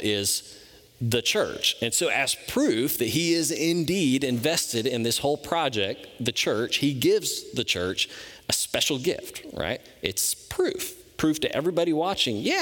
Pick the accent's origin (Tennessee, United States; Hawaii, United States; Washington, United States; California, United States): Tennessee, United States; Memphis; I'm from Memphis, Tennessee